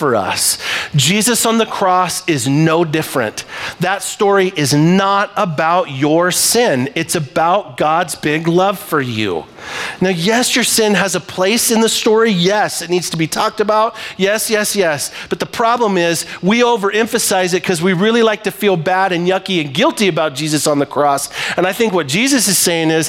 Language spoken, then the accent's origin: English; Libby, Montana, United States; I am from Libby, Montana